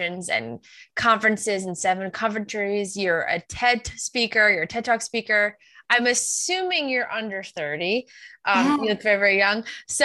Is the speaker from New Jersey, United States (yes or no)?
no; Long Island, New York, United States; moved away as an adult; also born or lived in Albany, New York / Saratoga Springs, New York; We're from Long Island.